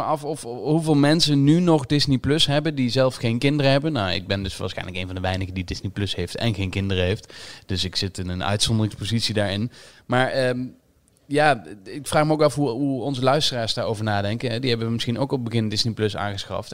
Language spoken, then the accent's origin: Dutch; Limburg, Netherlands; Nu kom ik zelf uit Limburg